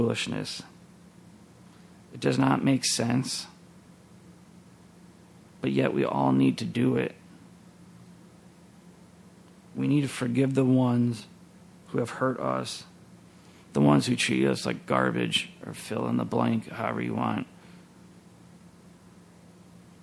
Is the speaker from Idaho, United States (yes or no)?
no; Minneapolis–Saint Paul, Minnesota, United States; I grew up here in the Twin Cities, and the church was just over the river in St. Paul